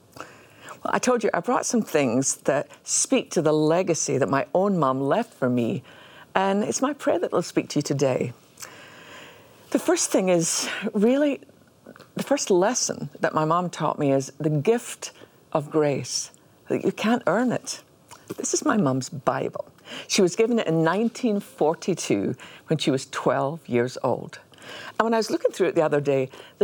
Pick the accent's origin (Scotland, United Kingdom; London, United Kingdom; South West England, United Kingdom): Scotland, United Kingdom; growing up in Scotland